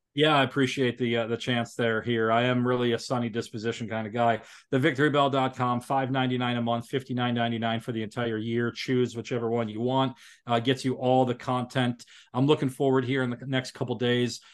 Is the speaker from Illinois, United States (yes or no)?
no; Milwaukee, Wisconsin, United States; I grew up in Milwaukee with Marquette